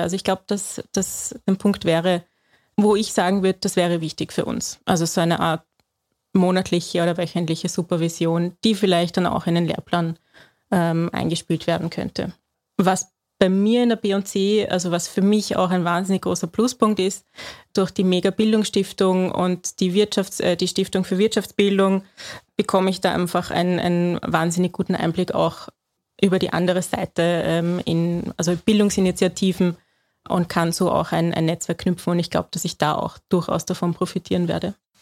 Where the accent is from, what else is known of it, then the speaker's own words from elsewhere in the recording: Austria; bei uns in Österreich